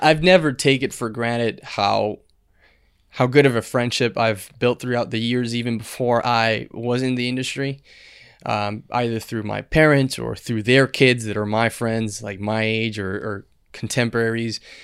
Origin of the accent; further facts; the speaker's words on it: Dominican Republic; born and raised in Dominican Republic